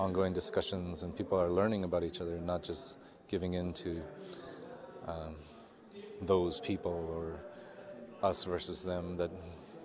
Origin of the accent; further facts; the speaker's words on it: Arctic Village, Alaska, United States; now in Fairbanks, United States; I grew up in Arctic Village